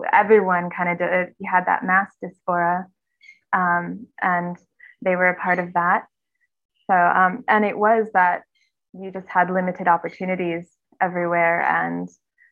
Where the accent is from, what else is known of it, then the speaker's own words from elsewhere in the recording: United States; I was born in the States